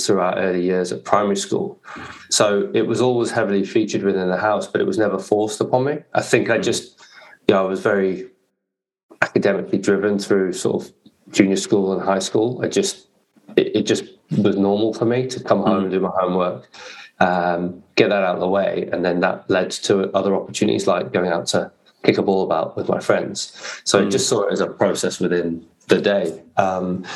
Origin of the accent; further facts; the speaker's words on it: Warwickshire, West Midlands, United Kingdom; I grew up in the Midlands in the UK. So Warwickshire was the county I grew up in.